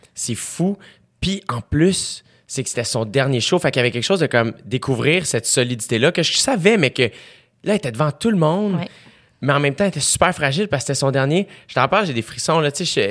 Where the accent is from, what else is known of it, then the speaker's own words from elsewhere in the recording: South Shore, Quebec, Canada; je viens de la Rive-Sud